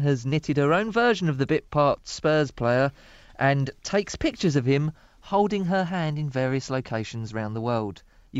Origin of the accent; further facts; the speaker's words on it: Dagenham, London, United Kingdom; I'm from Dagenham in Essex.